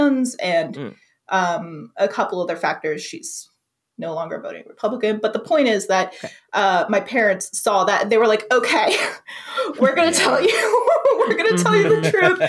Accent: the South, United States; I really loved growing up in the South

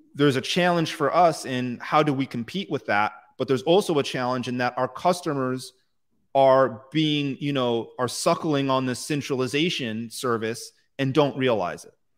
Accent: United States; I'm American

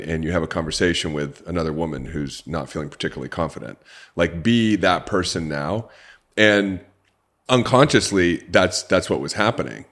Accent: Orange County, California, United States; I grew up in Orange County, California, an upper middle class family

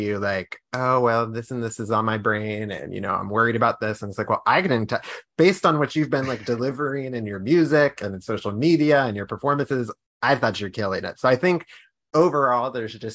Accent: Pittsburgh, Pennsylvania, United States; now in Washington, D.C., United States; And I'm from Pittsburgh, but I'm from Pennsylvania, but, like, the Pittsburgh area.

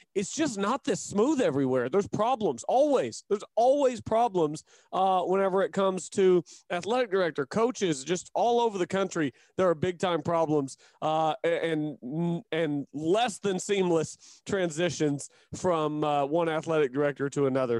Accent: Chickasha, Oklahoma, United States; my hometown of Chickasha

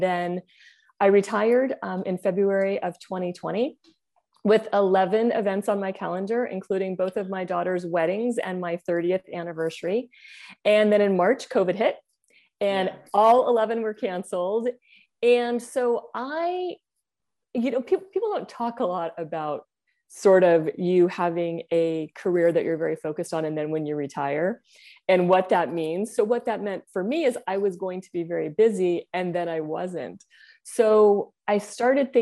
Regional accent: Bay Area, Silicon Valley, California, United States; also born or lived in Asia; I grew up in the Bay Area in Silicon Valley

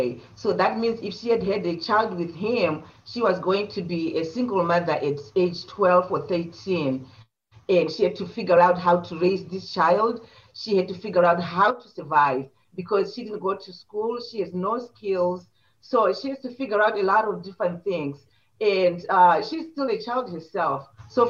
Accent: Zimbabwe; moved away as an adult; now in United States; I was born and raised in Zimbabwe, and I moved to the United States in 1985 with my husband

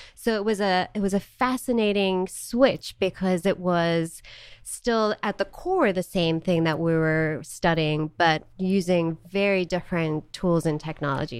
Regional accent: Johannesburg, Gauteng, South Africa; moved away as an adult; also born or lived in Charlotte, North Carolina / Missouri; now in United States; I was born in Johannesburg, South Africa, and lived there for 18 years, born and raised

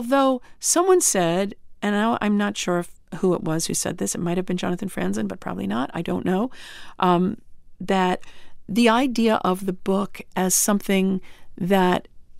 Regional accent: Syosset, New York, United States; I grew up on Long Island.

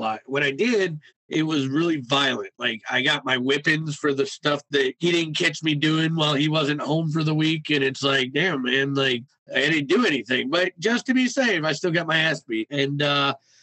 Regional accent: Cleveland, Ohio, United States; I grew up and I was born and raised in Cleveland, Ohio in 1983.

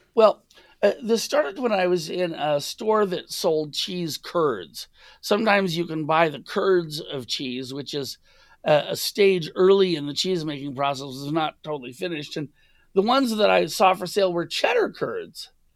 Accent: Los Angeles, California, United States; I grew up in the United States, and my first pizza was a chain pizza from Shakey's in L

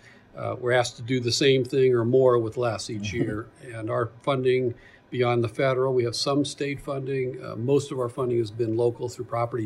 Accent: Louisville, Kentucky, United States; now in Indianapolis, United States; I'm from Kentucky, Louisville originally

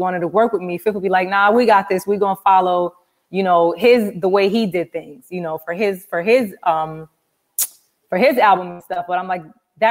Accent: New York City, New York, United States; also born or lived in Jamaica; I'm from Brooklyn. Most people don't know I am Jamaican. So I actually came here when I was 5

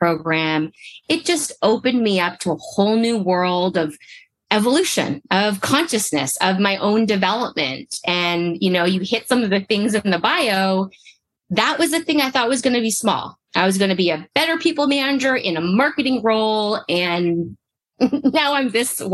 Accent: Canada; I'm originally from Canada

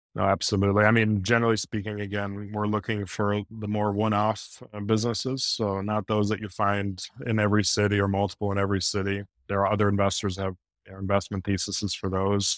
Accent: Midwest, United States; now in New York area, United States; I'm from the Midwest

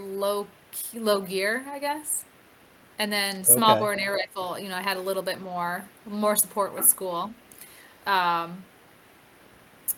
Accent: Wisconsin, United States; moved away as an adult; also born or lived in Stafford, Virginia / Woodbridge, Virginia; I live in Wisconsin, I grew up in Wisconsin

